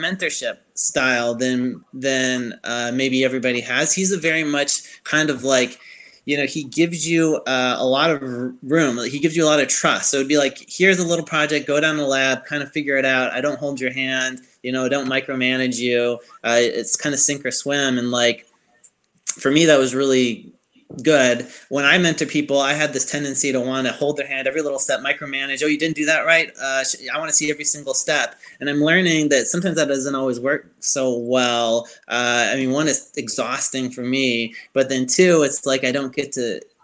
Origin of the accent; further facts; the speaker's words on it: Chicago, Illinois, United States; accent: Yankee accent; now in Alabama, United States; I'm from Chicago